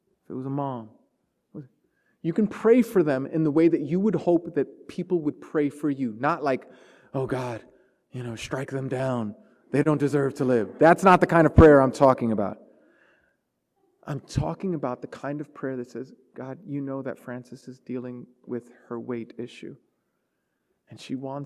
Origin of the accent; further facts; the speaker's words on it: New York City, New York, United States; growing up in Brooklyn in the 80s